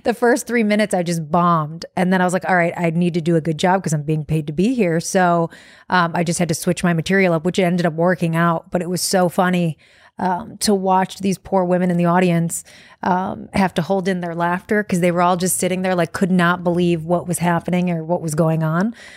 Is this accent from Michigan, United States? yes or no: yes; Detroit, Michigan, United States; I'm from Detroit